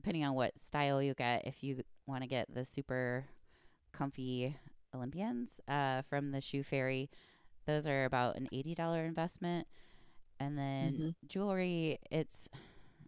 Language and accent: English; Fort Wayne, Indiana, United States; I did it right there in my hometown